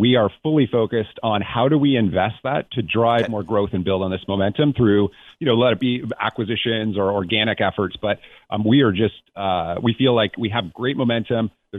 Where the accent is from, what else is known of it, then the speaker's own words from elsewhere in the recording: Toronto, Ontario, Canada; now in Santa Barbara, United States; I grew up in Toronto, so I think I've paid my dues when it comes to snow and the cold and all of those things.